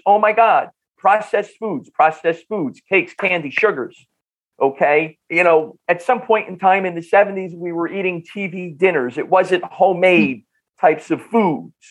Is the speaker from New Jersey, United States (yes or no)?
yes; Bloomfield, New Jersey, United States; accent: North Jersey; I grew up in Northern New Jersey, in the Bloomfield Newark area